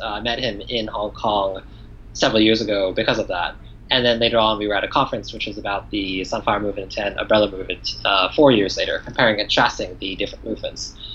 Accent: New York, United States; moved away as an adult; now in Taiwan; growing up in the United States, my reading and writing skills were not actually great in Mandarin or in Chinese

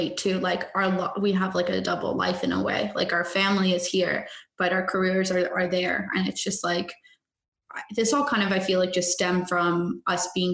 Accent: Canada; I'm Canadian

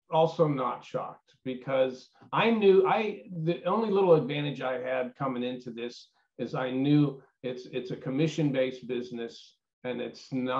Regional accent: Pittsburgh, Pennsylvania, United States; moved away; I'm from Pittsburgh originally

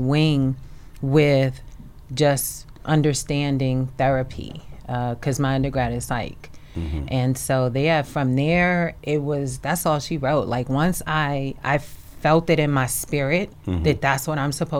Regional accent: New York City, New York, United States; moved away as an adult; also born or lived in Philadelphia, United States / Detroit, United States; I was born and raised in New York

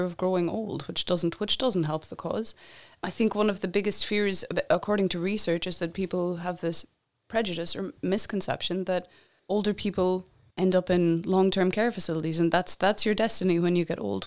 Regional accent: Ireland; moved away as an adult; I'm from Ireland

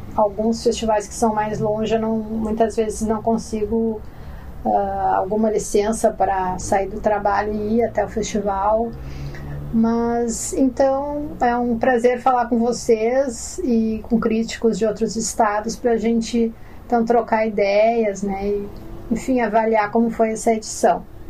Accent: Porto Alegre, Rio Grande do Sul, Brazil; Eu nasci e cresci em Porto Alegre

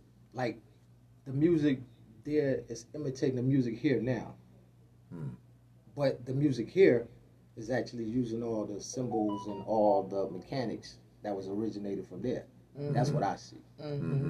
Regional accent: Brooklyn, New York, United States; So I'm saying, just like I'm from Brooklyn, Jersey.

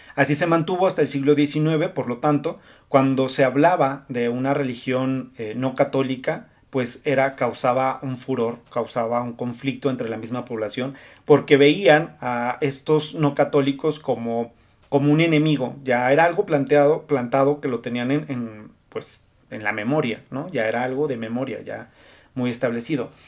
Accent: Zacatecas, Mexico; soy historiador y soy zacatecano

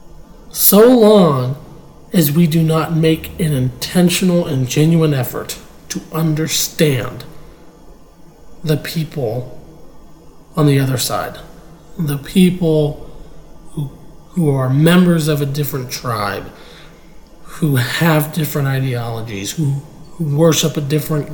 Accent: United States; we're all American

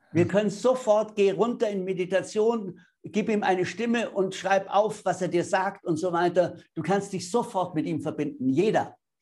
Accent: Bavaria, Germany; ich bin Bayer.

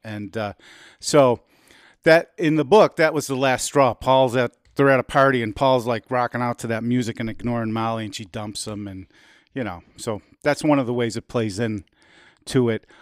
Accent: United States; we're Americans

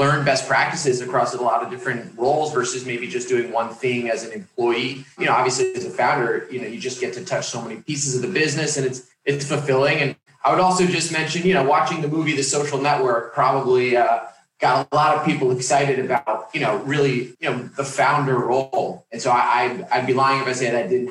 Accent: New York, United States; my background growing up in New York

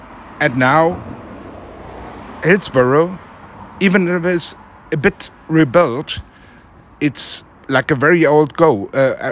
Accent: Germany; I come all the way from Germany

